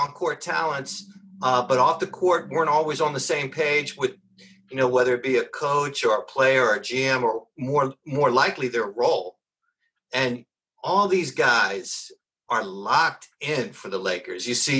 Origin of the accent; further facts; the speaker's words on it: Washington, District of Columbia, United States; I grew up in Northeast Washington, D.C.